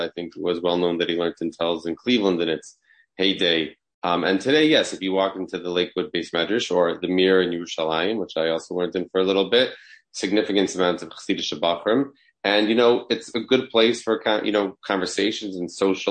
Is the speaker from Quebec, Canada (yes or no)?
no; Toronto, Ontario, Canada; moved away; also born or lived in Riverdale, New York; I grew up in Toronto